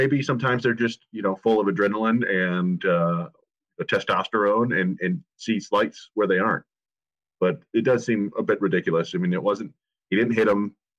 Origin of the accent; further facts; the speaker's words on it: Michigan, United States; I was born and raised here in Michigan.